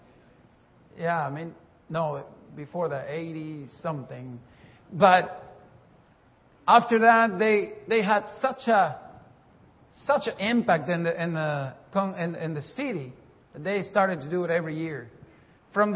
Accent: Bolivia; moved away; I'm from Bolivia, South America

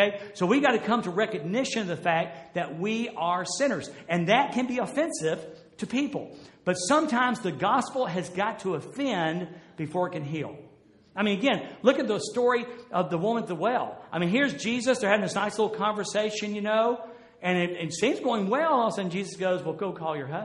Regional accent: Jacksonville, United States; moved away; I was from Jacksonville

